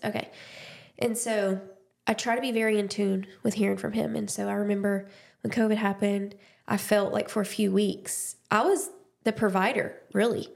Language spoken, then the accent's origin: English; Dothan, Alabama, United States; I was born and raised in Dothan, Alabama